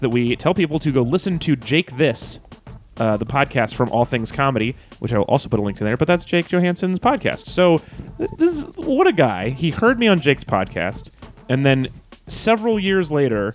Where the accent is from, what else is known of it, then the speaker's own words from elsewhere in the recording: Reno, Nevada, United States; I grew up in Reno